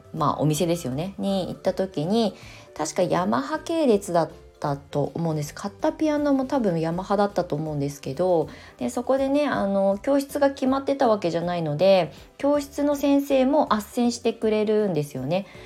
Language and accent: Japanese; Japan; born or raised there; moved away as an adult